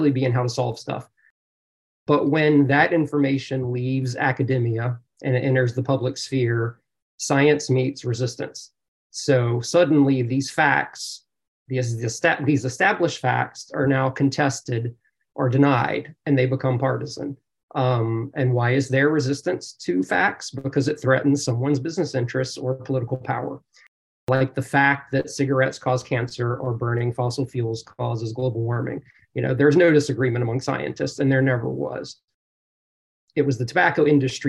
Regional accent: South Louisiana, United States; moved away as an adult; now in California, United States; in South Louisiana, where I grew up

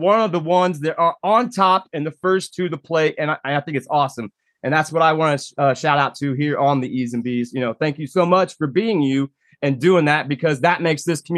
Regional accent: Indiana, United States; last season there at War in the Woods in my home state, Indiana, as you spoke.

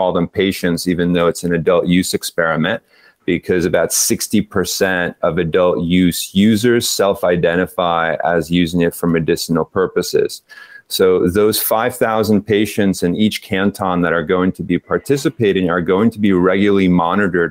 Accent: East Coast of the US, United States; accent: East Coast; moved away as an adult; also born or lived in Spain; now in Netherlands; my East Coast accent

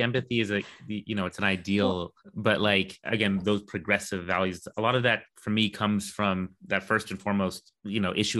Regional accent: United States; because then I just go, I'm American, you know, and then they have to agree because, you know, I show them my citizenship.

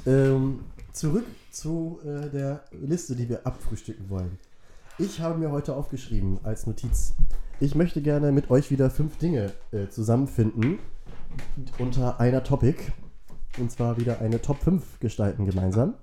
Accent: Wentorf, Schleswig-Holstein, Germany; Wentorf, äh, dem Nachbardorf, wo ich aufgewachsen bin

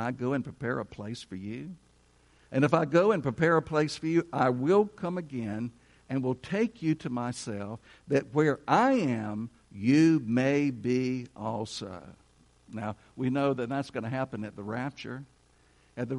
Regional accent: United States; We are American citizens. We are citizens of the USA

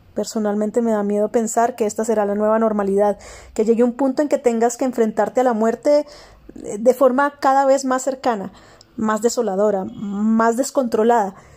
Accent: Colombia; en mi país, Colombia

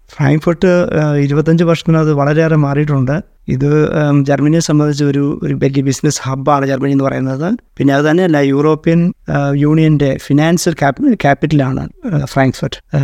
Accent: Pullurampara, Kerala, India; moved away as an adult; also born or lived in Doha, Qatar; now in Frankfurt, Germany; നാട്ടിൽ കോഴിക്കോട് ജില്ലയിൽ പുല്ലൂരാമ്പാറ എന്ന സ്ഥലത്താണ്

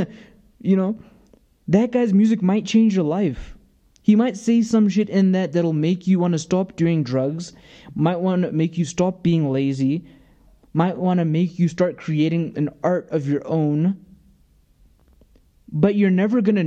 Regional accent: the South, United States; I was born in America

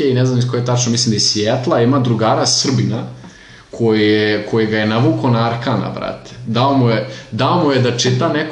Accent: Serbia; mi smo Srbi, mi mrzimo druge Srbe.

